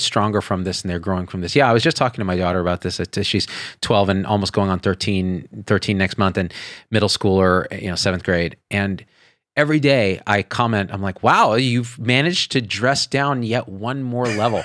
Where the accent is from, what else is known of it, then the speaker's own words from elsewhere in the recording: Central Valley, California, United States; moved away; also born or lived in Las Vegas, Nevada; I grew up in the Central Valley and then we moved to Vegas.